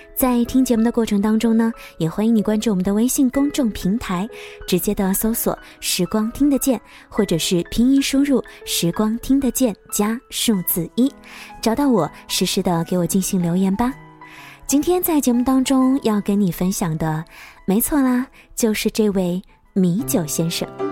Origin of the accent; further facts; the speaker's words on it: Wuhan, Hubei, China; accent: Wuhan dialect; 我的家乡话，武汉话